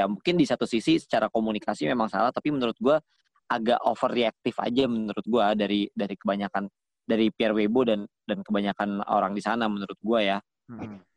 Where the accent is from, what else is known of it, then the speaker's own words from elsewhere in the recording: Java, Indonesia; emang gue orang Jawa gitu